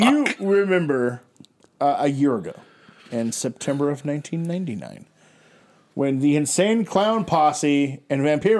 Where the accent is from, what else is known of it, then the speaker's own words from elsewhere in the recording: Canada; as a Canadian myself.